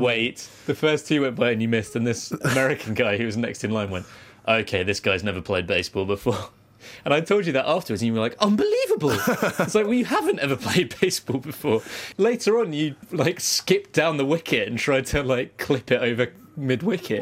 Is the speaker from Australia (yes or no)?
no; United Kingdom; where are you from?" I was like, "Oh, Britain.